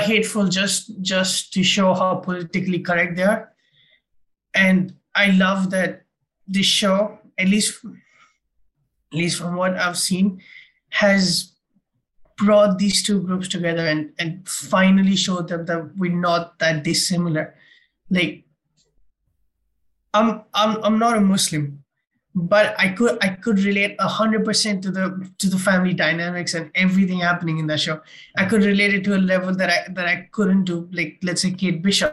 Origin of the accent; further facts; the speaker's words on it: India; And I'm an Indian